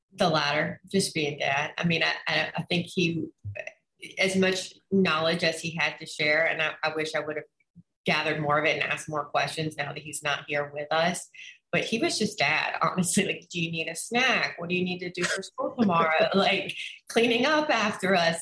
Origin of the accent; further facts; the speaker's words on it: Orange Beach, Alabama, United States; also born or lived in Mobile, Alabama; I grew up in Orange Beach, Alabama, right on the border of Florida on the Gulf Coast